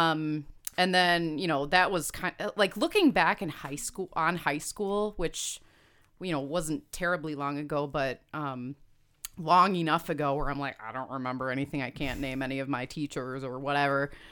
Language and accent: English; Homer Glen, Illinois, United States; also born or lived in Hinsdale, Illinois; grew up in Homer Glen, Illinois